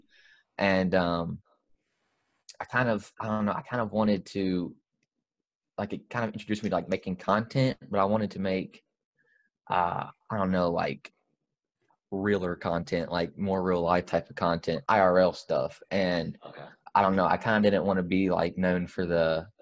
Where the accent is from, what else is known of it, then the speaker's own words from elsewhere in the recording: Memphis, Tennessee, United States; I am born and raised in Memphis, Tennessee